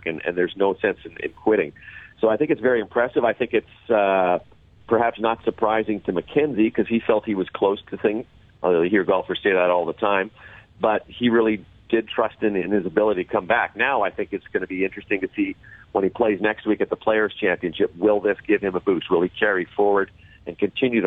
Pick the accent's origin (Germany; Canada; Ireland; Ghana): Canada; as a Canadian